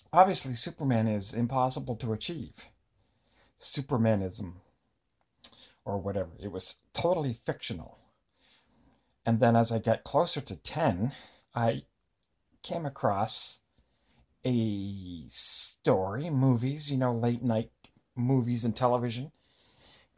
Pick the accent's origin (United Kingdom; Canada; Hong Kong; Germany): Canada; Eastern Canada; I grew up in Eastern Canada